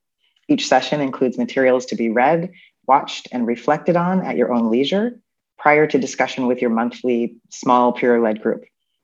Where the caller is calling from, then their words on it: Chicago, Illinois, United States; I am Zooming in from Chicago, actually, where I used to live.